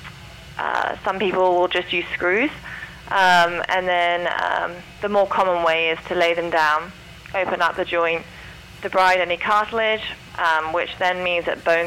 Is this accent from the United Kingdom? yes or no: yes; St Albans, East of England, United Kingdom; moved away; I'm from England also, near